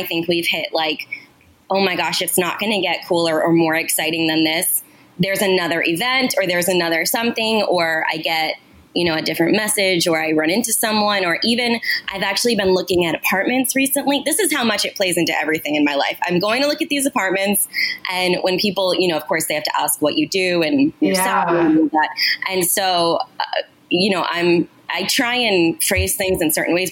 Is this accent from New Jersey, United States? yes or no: yes; New Jersey, United States; I grew up in New Jersey